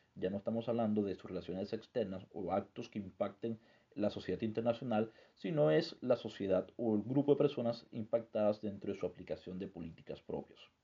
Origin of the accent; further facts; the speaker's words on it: Colombia; nosotros como sujetos colombianos